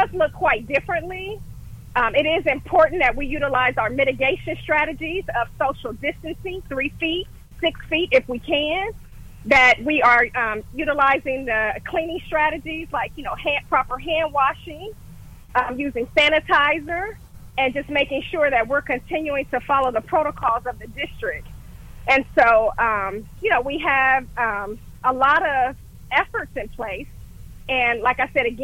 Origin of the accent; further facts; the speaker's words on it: Dayton, Ohio, United States; moved away as an adult; now in Columbus, United States; I am originally from the Gem City, Dayton, Ohio